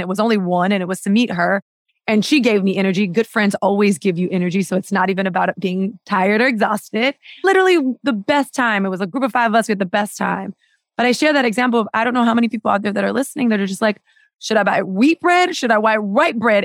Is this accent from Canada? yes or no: no; Miami, Florida, United States; I grew up in Miami and it's very much a, a Spanish, Spanish-speaking city and town